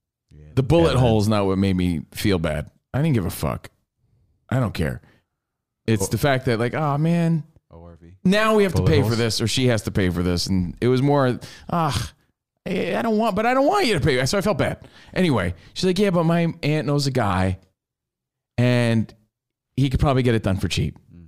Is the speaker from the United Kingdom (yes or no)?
no; Minnesota, United States; Yeah, hell, where are you from? I'm from Minnesota.